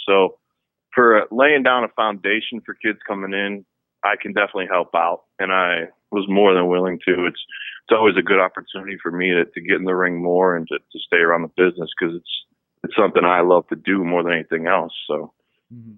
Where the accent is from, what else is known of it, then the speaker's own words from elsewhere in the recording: East Cleveland, Ohio, United States; I was born and raised just outside of Cleveland, Ohio, East mm-hmm. Cleveland.